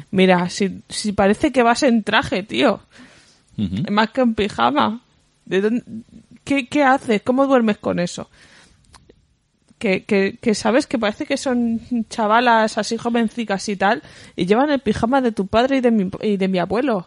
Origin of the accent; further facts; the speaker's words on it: Badalona, Catalonia, Spain; soy de Badalona, Badalona City